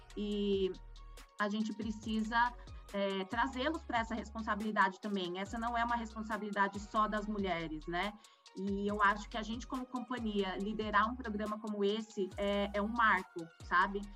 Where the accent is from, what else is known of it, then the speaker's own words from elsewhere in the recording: Campinas, São Paulo, Brazil; also born or lived in Rio Grande do Sul; Eu sempre morei em Campinas, mas eu não nasci aqui, eu nasci no Rio Grande do Sul. Sou uma gaúcha meio fake, porque morei por muito pouco tempo lá